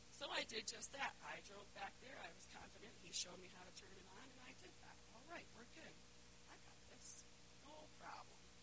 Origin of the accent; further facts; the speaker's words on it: Winston, Connecticut, United States; I'm from a little town called Winston, and I grew up there my whole life